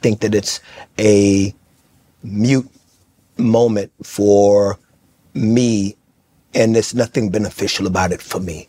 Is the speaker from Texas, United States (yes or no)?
yes; Fort Worth, Texas, United States; I'm from Fort Worth.